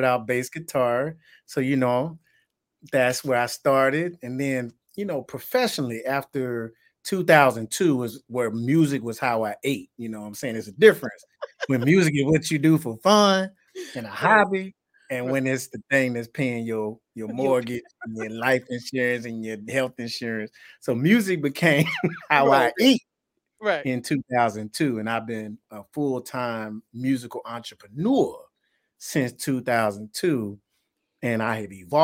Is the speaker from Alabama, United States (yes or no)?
yes; Tuscaloosa, Alabama, United States; also born or lived in Birmingham, Alabama; growing up in Tuscaloosa, because that's my roots, and that's where I was born and raised